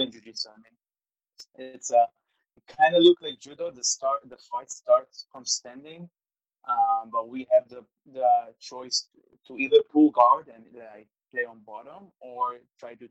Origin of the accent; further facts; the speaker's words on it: Israel; I was born and raised in Israel.